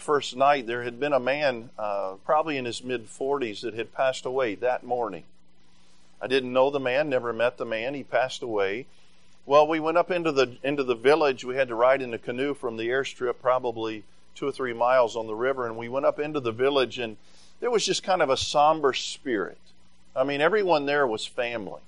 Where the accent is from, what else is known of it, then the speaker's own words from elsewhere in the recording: Tennessee, United States; moved away; I grew up in Tennessee